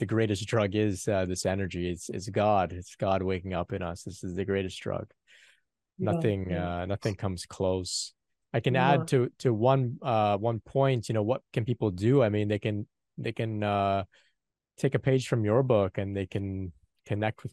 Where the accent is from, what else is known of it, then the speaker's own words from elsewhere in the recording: Canada; a young man from North America. Of course, I'm from Canada